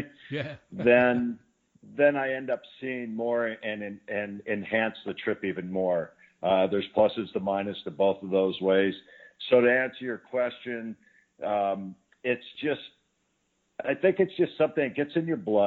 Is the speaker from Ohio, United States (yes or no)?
no; Tucson, Arizona, United States; also born or lived in Scottsdale, Arizona; a kid raised in Tucson